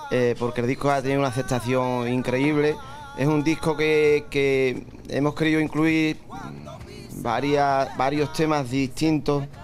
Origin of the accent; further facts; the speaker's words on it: Aroche, Andalusia, Spain; mi pueblo, a Aroche, pueblecito precioso de la Sierra de Huelva.